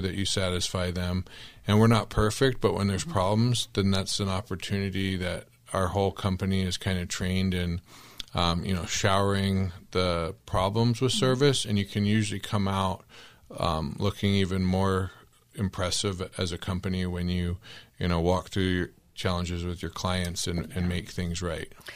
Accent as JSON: {"language": "English", "town": "Tempe", "region": "Arizona", "country": "United States", "tie": "born or raised there", "said": "I grew up in Tempe"}